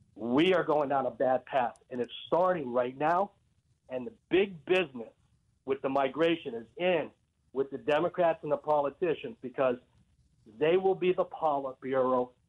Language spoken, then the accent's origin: English; Hackensack, New Jersey, United States; also born or lived in northeastern Pennsylvania; now in Pennsylvania, United States; I'm from Hackensack, Jersey